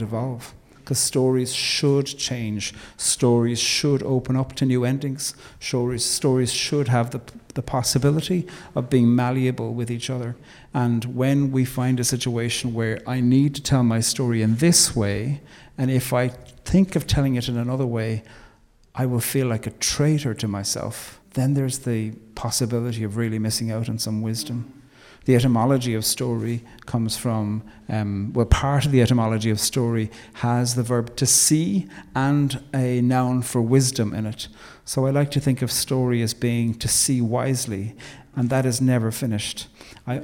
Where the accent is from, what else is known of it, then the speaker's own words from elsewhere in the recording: Ireland; we love to forget that part of the story as Irish people